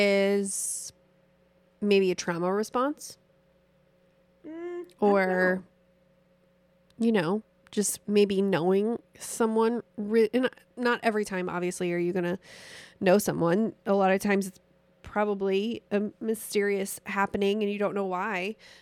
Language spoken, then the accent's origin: English; Missouri, United States; I mean, we're from Missouri. It's the show me state.